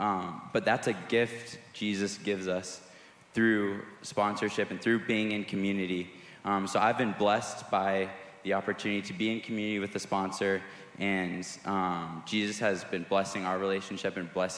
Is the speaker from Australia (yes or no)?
no; Nicaragua; I grew up in Nicaragua. I was a missionary kid growing up.